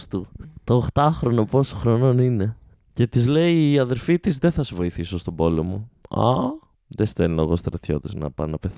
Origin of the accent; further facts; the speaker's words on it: Alexandroupoli, Eastern Macedonia and Thrace, Greece; Και εγώ είμαι από την Αλεξανδρούπολη.